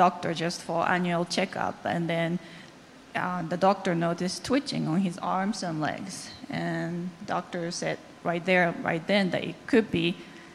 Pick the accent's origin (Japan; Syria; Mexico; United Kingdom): Japan; English is a second language; moved away; I'm from Japan, and English is not my first language